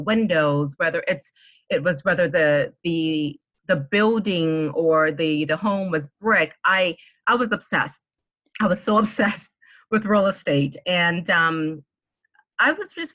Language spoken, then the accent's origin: English; Washington, District of Columbia, United States; also born or lived in New Orleans, Louisiana; I was born in New Orleans and moved to the DC area as a little girl